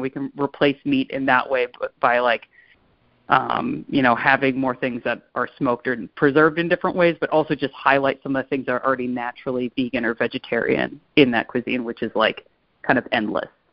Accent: Pittsburgh, Pennsylvania, United States; growing up in Pittsburgh

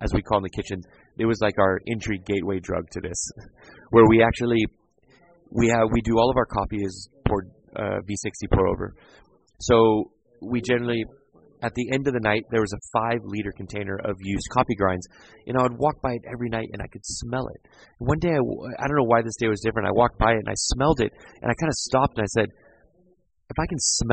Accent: San Diego, California, United States; moved away as an adult; also born or lived in New York / England; now in Denmark; born and raised in San Diego

